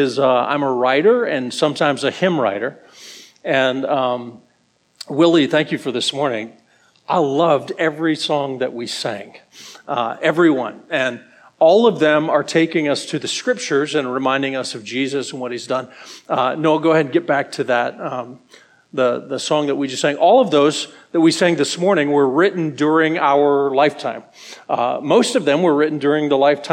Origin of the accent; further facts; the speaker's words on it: Colorado, United States; moved away; also born or lived in Ohio; I grew up in Colorado, and I moved away